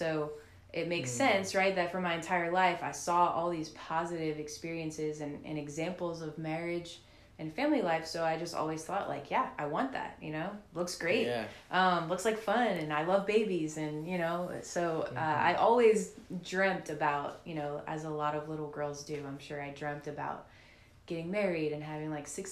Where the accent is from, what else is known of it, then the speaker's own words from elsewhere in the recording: New Orleans, Louisiana, United States; also born or lived in Slidell, Louisiana / Lafayette, Louisiana; So I grew up in New Orleans most of my life since I was five. My family moved to New Orleans when I was five from Slidell.